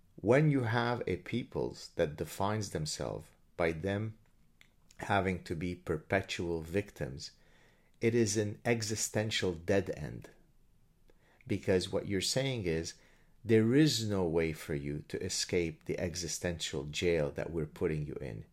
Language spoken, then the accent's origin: English; Lebanon; moved away; I come from Lebanon. I've experienced horrible things growing up in Lebanon